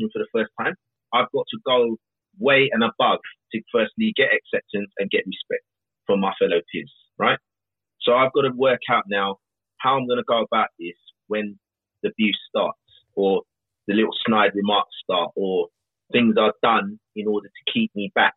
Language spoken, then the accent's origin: English; London, United Kingdom; At least I was born here. Born South London.